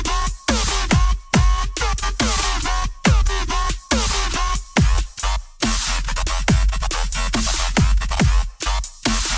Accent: El Paso, Texas, United States

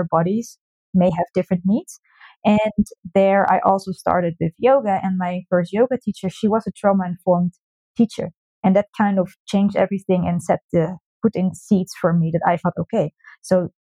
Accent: Netherlands; moved away; I'm originally from the Netherlands and I started also in the Netherlands

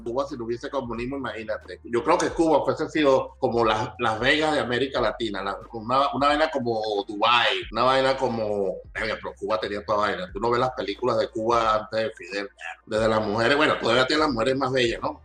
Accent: Venezuela; moved away; soy venezolano, pero tengo 28 años aquí

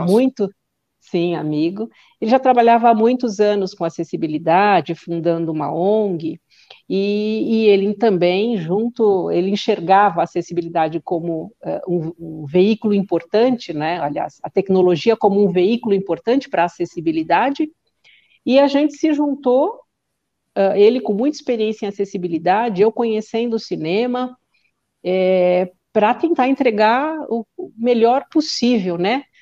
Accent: São Paulo, Brazil; eu sou do Ipiranga, e morei lá muitos anos

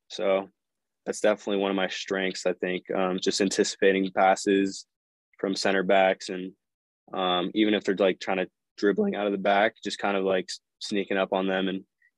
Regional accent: West Coast, United States; growing up on the West Coast, I was Galaxy based. So, growing up, I was watching them

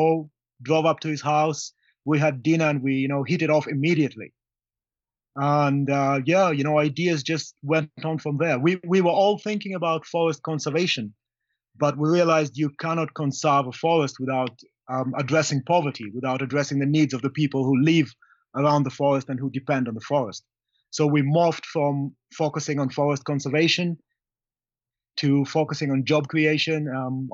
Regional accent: Kenya; I'm from Kenya.

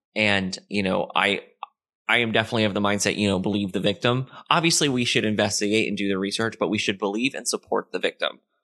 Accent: Florida, United States; moved away; also born or lived in Orlando / Tampa; I lived in Florida when Hurricane Charlie hit. It hit my hometown directly

